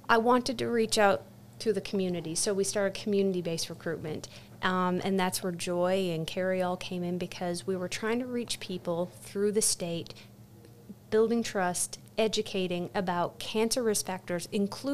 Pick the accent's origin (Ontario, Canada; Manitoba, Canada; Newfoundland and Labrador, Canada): Newfoundland and Labrador, Canada; moved away as an adult; now in Auburn, United States; I'm from Newfoundland, Canada, so that's where I did my PhD.